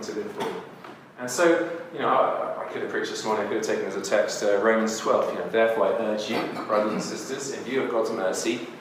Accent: United Kingdom; moved away; also born or lived in Burundi; I'm a Brit.

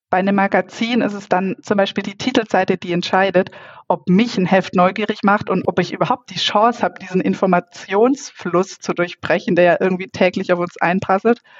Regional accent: Baden-Württemberg, Germany; now in Munich, Germany; Nee, ich bin keine Münchnerin. Ich komme aus der Nähe von Reutlingen aber da war nicht ganz so viel

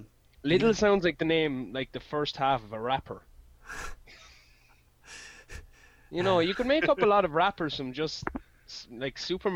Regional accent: Meath, Leinster, Ireland; I'm from Mead

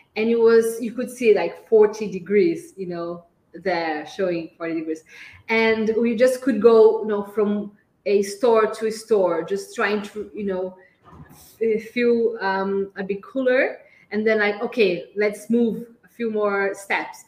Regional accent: Brazil; first language Portuguese; English is a second language; We are both Brazilians

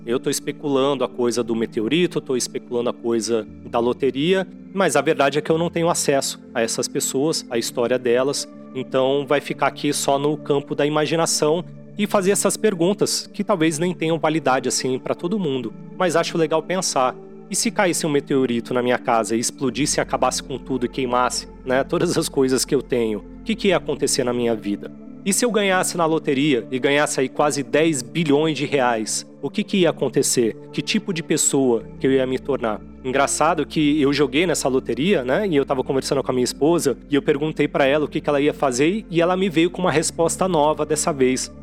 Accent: Santos, São Paulo, Brazil; lá em Santos, que eu considero minha cidade natal, embora eu não tenha nascido lá.

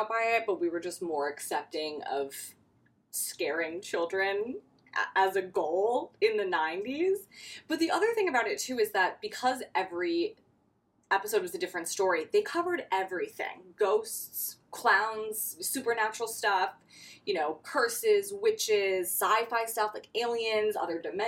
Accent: Wisconsin, United States; as a kid growing up in Wisconsin

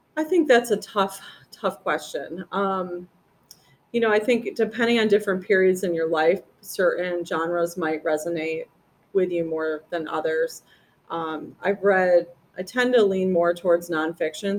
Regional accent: about 30 miles south of Buffalo, upstate New York, United States; moved away; It was about 30 miles south of Buffalo.

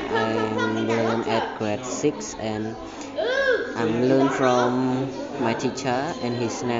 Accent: Cambodia; I'm from Cambodia. And at this month I turned 13 and I learn at grade 6

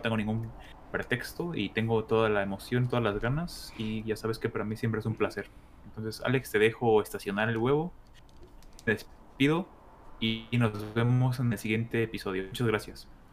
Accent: Toluca, State of Mexico, Mexico; yo que nací creciendo en Toluca

